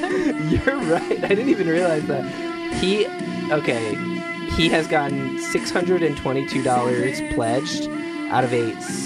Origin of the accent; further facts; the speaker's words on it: Missouri, United States; now in Los Angeles, United States; I live in Los Angeles, but I am originally from Missouri, and the state motto is the Show Me State.